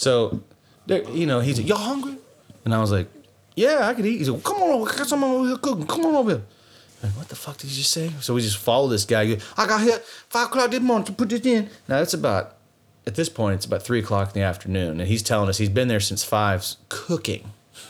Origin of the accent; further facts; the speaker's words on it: Louisiana, United States; See, I'm Cajun. I've been around. I know what to eat and what not to eat.